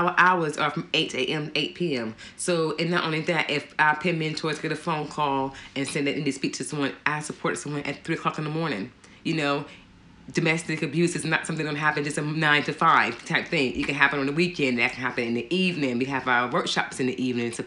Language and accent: English; United States; moved away as an adult; now in Gloucestershire, United Kingdom; I'm from America